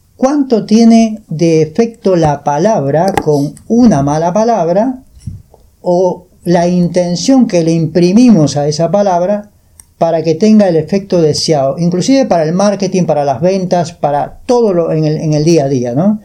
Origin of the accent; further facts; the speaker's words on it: Peru; moved away as an adult; now in Uruguay; yo vengo de Perú